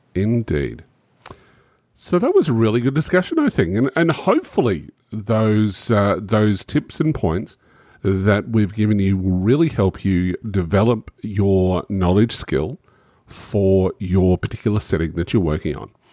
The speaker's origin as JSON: {"language": "English", "country": "Australia", "said": "I'm an Australian"}